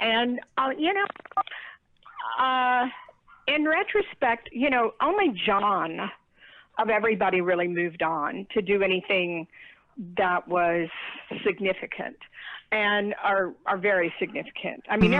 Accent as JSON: {"language": "English", "town": "Dallas", "region": "Texas", "country": "United States", "moved": "yes", "lives_now": "New York City, United States", "said": "I'm from Dallas, Texas."}